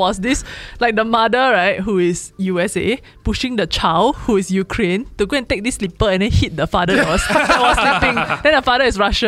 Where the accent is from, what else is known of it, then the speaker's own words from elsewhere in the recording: Singapore; as a Singaporean